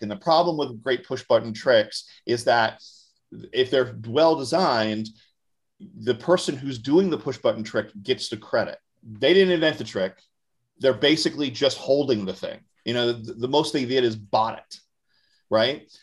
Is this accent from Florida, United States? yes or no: yes; Orlando, Florida, United States; moved away; I'm originally from Orlando, Florida